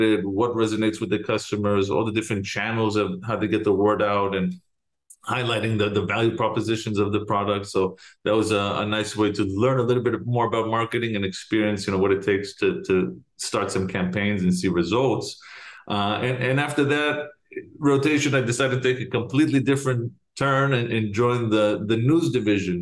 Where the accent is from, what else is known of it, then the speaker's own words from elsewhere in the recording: Jerusalem, Jerusalem District, Israel; moved away as an adult; now in United States; So I am originally from Jerusalem. I was born and raised there.